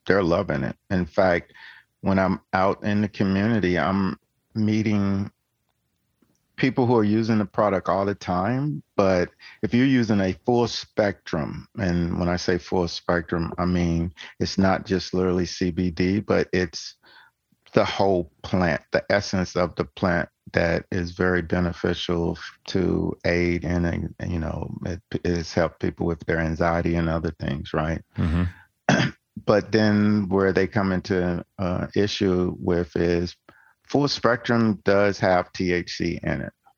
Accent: Tennessee, United States; I'm from Tennessee

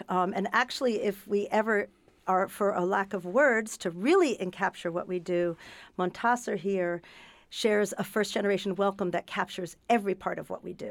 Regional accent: New York City, New York, United States; now in Northampton, United States; I'm originally from New York City, um, and I live in Northampton as well.

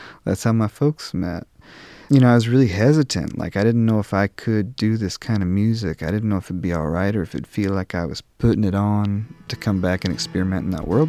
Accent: Tennessee, United States; also born or lived in New York; When I first moved back to Tennessee from New York, I had stripped myself of my accent.

